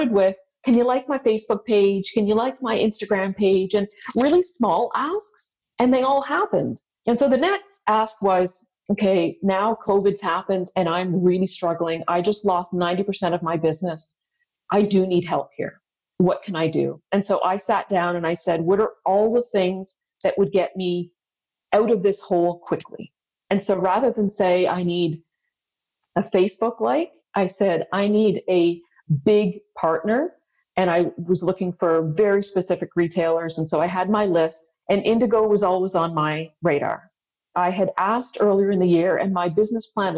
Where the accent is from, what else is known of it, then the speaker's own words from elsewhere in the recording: Ottawa, Ontario, Canada; also born or lived in India; I grew up in Ottawa